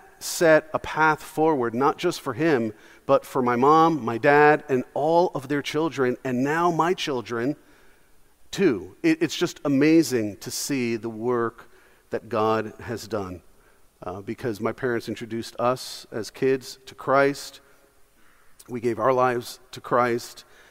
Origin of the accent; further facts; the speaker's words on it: New York City, New York, United States; I was born in Brooklyn, New York